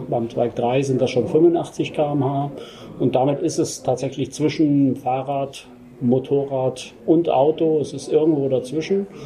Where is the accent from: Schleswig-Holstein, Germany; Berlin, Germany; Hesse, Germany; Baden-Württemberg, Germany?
Hesse, Germany; Rosenthal; ich bin der Geschäftsführer der Twike GmbH wir sind hier ähm, in Rosenthal, das ist mein